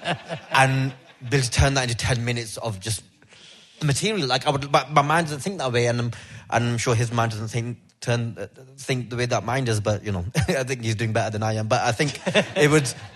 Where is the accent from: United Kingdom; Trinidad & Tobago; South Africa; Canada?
United Kingdom; me as a British Pakistani Pakistani lad